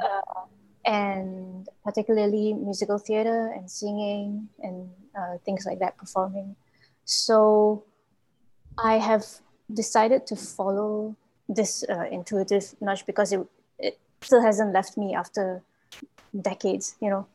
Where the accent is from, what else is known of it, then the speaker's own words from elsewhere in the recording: Malaysia; from Malaysia.